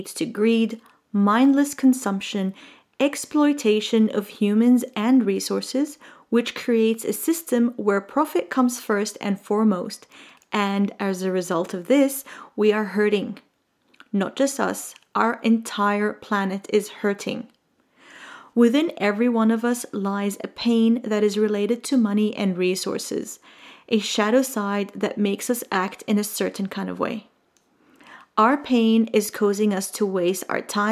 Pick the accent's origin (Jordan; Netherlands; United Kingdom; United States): Jordan; I grew up in the Middle East in a tiny little country called Jordan.